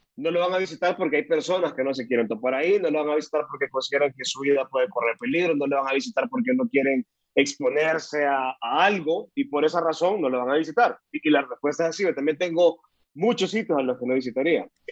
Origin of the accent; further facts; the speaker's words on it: El Salvador; now in Costa Rica; soy salvadoreño, vivo en Costa Rica